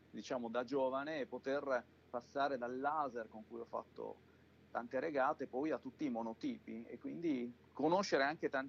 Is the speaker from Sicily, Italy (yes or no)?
no; Mantua, Lombardy, Italy; Sono originario di Mantova ed è un posto con dei piccoli laghi